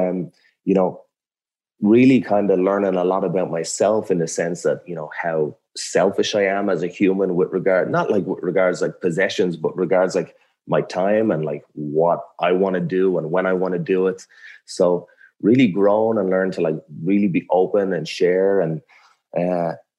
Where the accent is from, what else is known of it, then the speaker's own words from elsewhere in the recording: Ireland; I'm like from a small, like little fishing village in Ireland.